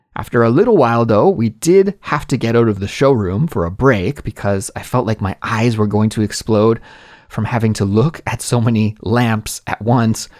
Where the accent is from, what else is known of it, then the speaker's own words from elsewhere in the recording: Canada; moved away as an adult; also born or lived in Korea; now in South Korea; my home country of Canada